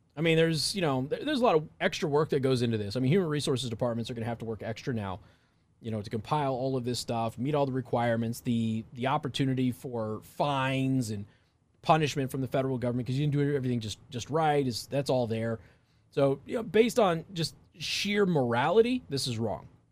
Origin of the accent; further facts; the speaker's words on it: Southwest, United States; I'm from the Southwest